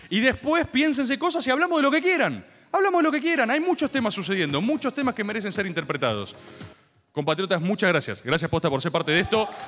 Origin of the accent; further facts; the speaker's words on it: Merlo, Buenos Aires Province, Argentina; Tengo 17 años, eh, soy de Merlo, eh, vivo con mis padres